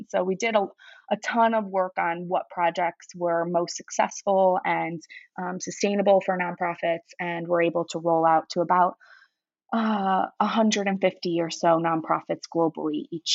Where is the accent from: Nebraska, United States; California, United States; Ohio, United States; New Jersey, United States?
Ohio, United States; Cleveland; I grew up in Cleveland, Ohio